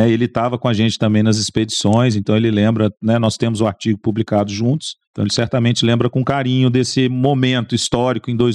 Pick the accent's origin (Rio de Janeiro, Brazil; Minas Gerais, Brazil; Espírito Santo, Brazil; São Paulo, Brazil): Minas Gerais, Brazil; eu, como bom mineiro